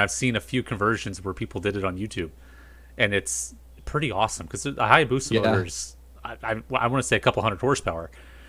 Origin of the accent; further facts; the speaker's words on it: United States; I am American